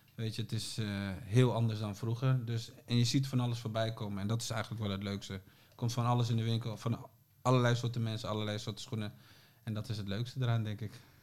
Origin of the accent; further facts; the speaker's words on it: Groningen, Netherlands; now in Amsterdam, Netherlands; En ik woonde al in Amsterdam, want we komen allebei uit Groningen